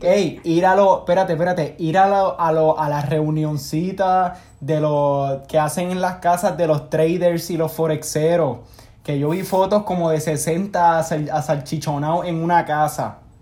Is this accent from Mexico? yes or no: no; Manatí, Puerto Rico; now in United States; yo soy de Manatí, yo no soy de San Juan